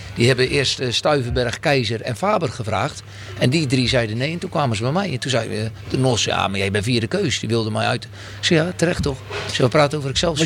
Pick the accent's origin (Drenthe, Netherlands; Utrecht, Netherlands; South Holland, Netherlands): South Holland, Netherlands; a small village near Oud-Beijerland, about 40 km from Rotterdam; ik kom uit een klein dorpje bij Oude Horen.